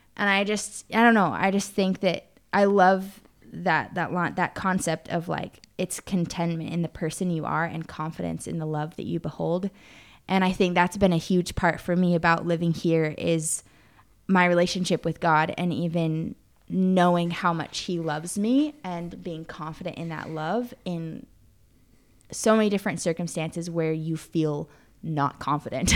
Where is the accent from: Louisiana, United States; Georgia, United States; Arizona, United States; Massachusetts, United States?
Arizona, United States; now in Prague, Czechia; I grew up in Arizona